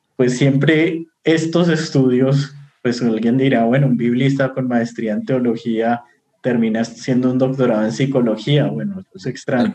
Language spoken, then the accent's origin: Spanish; Bogotá, Colombia; yo soy de Bogotá, Colombia